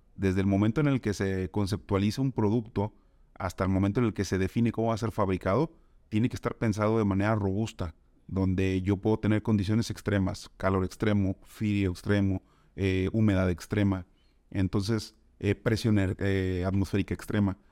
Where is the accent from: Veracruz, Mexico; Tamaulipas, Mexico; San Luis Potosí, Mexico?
Tamaulipas, Mexico; Tampico; moved away as an adult; now in Guadalajara, Mexico; soy originario de Tampico, Tamaulipas